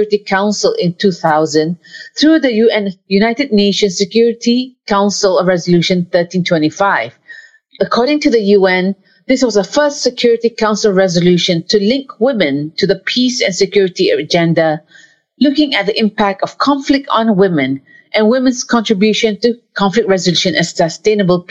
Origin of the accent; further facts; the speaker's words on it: Malaysia; a Malaysian